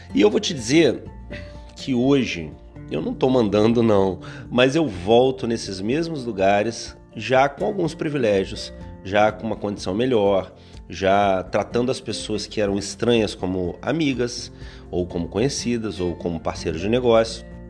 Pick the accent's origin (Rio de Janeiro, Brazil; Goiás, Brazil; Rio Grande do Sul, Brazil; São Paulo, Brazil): Rio de Janeiro, Brazil; interior of Rio de Janeiro state, Brazil; eu sou do interior do Rio